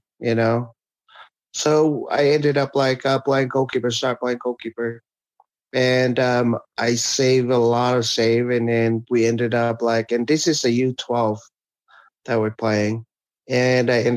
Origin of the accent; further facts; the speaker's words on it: Samoa; moved away as an adult; also born or lived in American Samoa; Growing up in Winston, Samoa, I start playing with for the U-12, U-15, U-17, and when I was 16, I was playing for their national team